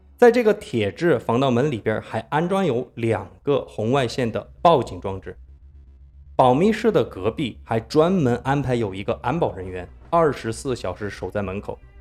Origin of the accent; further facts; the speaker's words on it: Sichuan, China; 我作为四川人